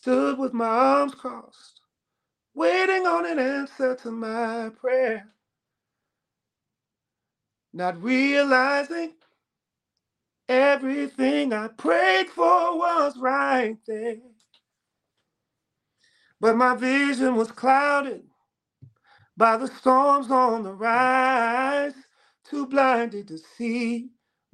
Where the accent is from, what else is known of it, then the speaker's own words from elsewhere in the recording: Chicago, Illinois, United States; I grew up in Chicago